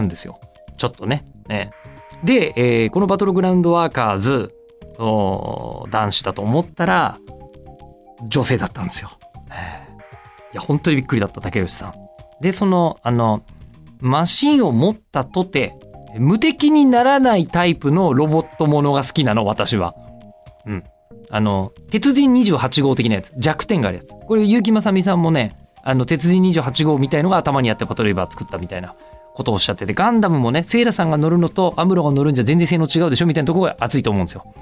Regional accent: Tokyo, Japan; リアル江戸っ子なのに

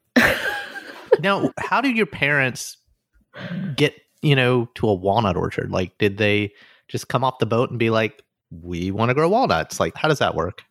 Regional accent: Alabama, United States; moved away as an adult; also born or lived in Cincinnati; now in New York, United States; growing up in Alabama

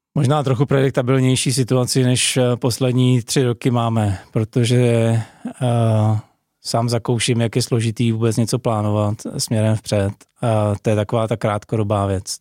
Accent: Czechia

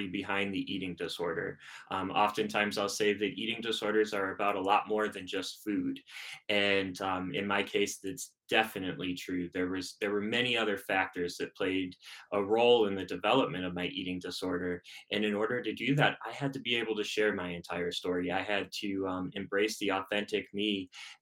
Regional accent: Chicago, Illinois, United States; moved away as an adult; now in Denver, United States; So I'm originally from Chicago, so a Midwest kid, and moved out here to Denver back in 2019

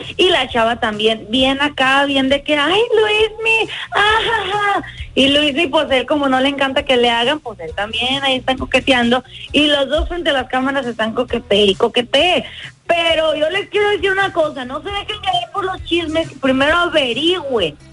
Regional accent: Mexico; moved away; todos los mexicanos allá en mi tierra

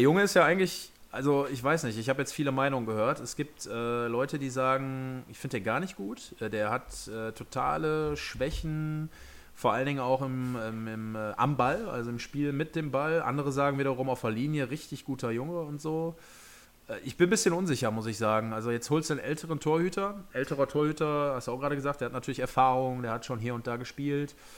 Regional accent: Essen, North Rhine-Westphalia, Germany; hier bei uns in Essen

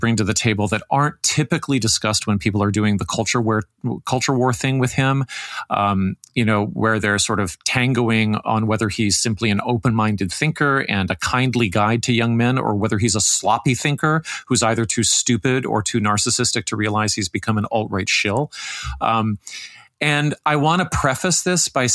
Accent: Canada; also born or lived in Toronto; as a Canadian

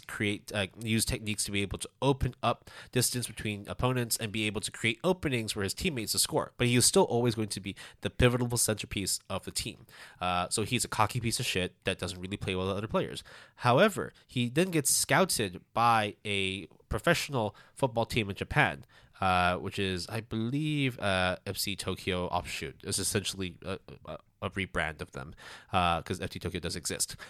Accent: Hong Kong; moved away; also born or lived in Canada; I'm Canadian, uh, I, I grew up in Hong Kong

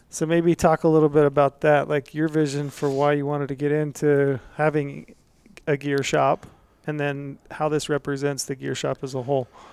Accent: Antimony, Utah, United States; I grew up in Antimony, which is out in the middle of nowhere, back in the day in southern Utah

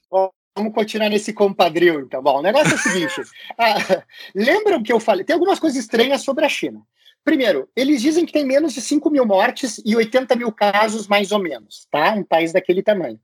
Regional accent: Buenos Aires, Argentina; moved away; eu sou de Buenos Aires, eu sou portenho

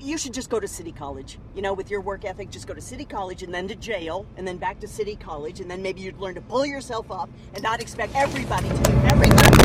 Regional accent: Denver, Colorado, United States; I grew up in Denver when it was a small town.

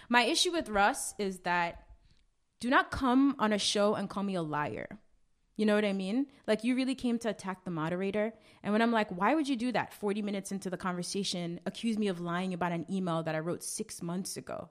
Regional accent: New York, United States; also born or lived in Grenada; I grew up in Flatbush. I went to high school in Brooklyn. I am very much a Brooklyn girl.

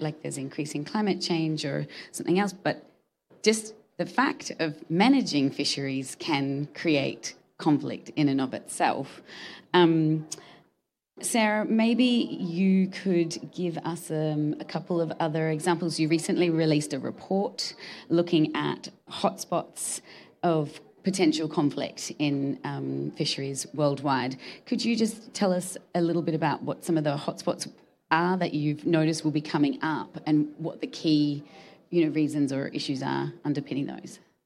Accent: Australia; I'm from Australia

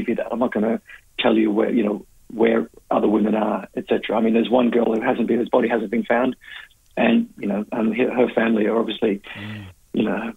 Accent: Perth, Western Australia, Australia; moved away; I'm originally from Perth, so I grew up at the same time the killings were happening

